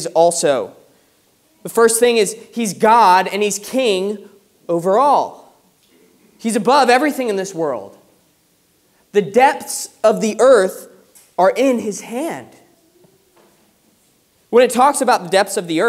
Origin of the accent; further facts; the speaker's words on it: United States; moved away as an adult; now in United Kingdom; growing up in America